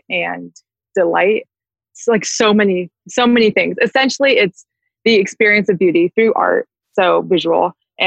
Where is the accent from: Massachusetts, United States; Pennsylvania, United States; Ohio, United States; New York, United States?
Massachusetts, United States; Boston; I was born and raised in Boston, Massachusetts.